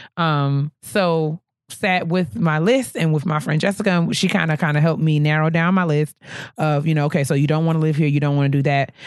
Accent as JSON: {"language": "English", "region": "New York", "country": "United States", "tie": "born or raised there", "moved": "as an adult", "lives_now": "Washington, D.C., United States", "said": "leaving New York where I grew up"}